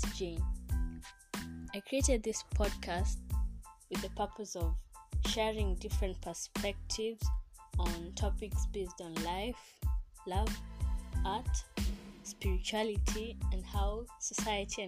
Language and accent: English; Kenya; I'm Kenyan.